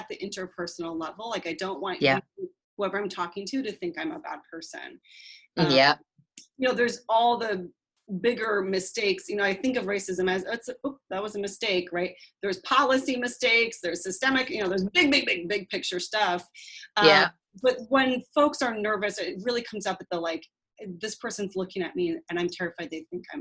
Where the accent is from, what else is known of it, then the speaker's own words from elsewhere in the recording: Seattle, Washington, United States; I grew up in Seattle, passive-aggressive, conflict-averse area.